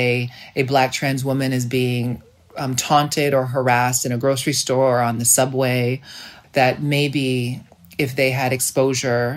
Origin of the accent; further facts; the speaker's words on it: United States; as a Black, poor child growing up in America